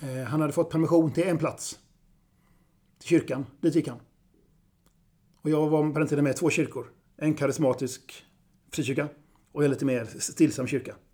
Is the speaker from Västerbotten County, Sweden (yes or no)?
yes; Vilhelmina, Västerbotten County, Sweden; now in Gothenburg, Sweden; För er som inte vet det så är jag sydsame. Tillhörande Vilhelmina södra sameby. Men jag är same i förskingringen för jag bor nära Avenyn i Göteborg.